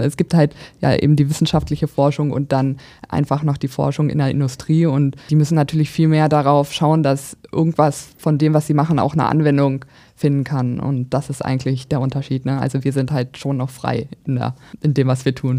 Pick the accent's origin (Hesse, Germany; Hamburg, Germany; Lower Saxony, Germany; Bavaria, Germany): Lower Saxony, Germany; Braunschweig; Also ich bin ursprünglich auch in Braunschweig geboren, dann eher auf dem Land aufgewachsen, aber zum Studium dann wieder zurückgekommen